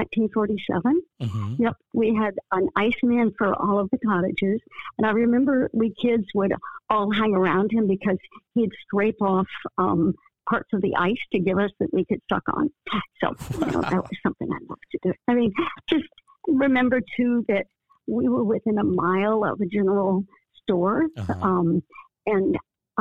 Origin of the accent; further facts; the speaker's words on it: Falls Church, Virginia, United States; also born or lived in Washington, D.C.; now in Detroit, United States; I grew up in a town that was just like 7 miles outside of D.C. called Falls Church, Virginia